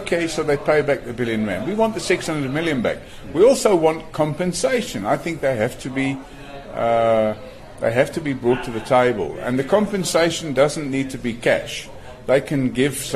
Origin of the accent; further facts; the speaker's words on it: Ireland; now in South Africa; I'm Irish originally, although I'm now a loyal South African